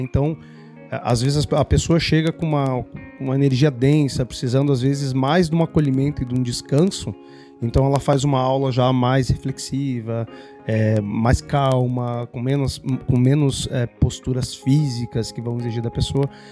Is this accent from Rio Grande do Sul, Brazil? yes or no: yes; Esteio, Rio Grande do Sul, Brazil; now in São Paulo, Brazil; Eu sou um gaúcho de esteio